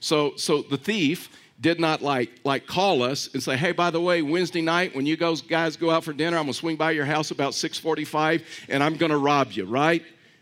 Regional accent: Texas, United States; I was raised in East Texas, and I mean it's deep into East Texas

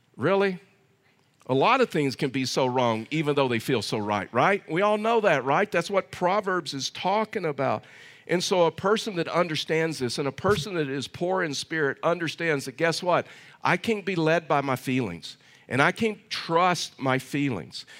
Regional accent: Texas, United States; moved away; I'm from Texas

